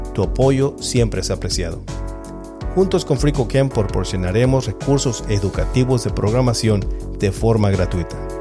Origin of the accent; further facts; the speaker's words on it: Los Angeles, California, United States; also born or lived in Mexico; yo soy de México, aunque crecí en Los Ángeles.